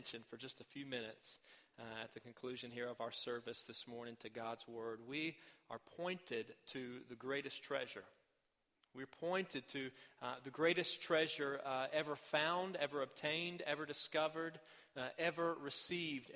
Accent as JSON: {"language": "English", "region": "Arkansas", "country": "United States", "tie": "born or raised there", "said": "My home state of Arkansas"}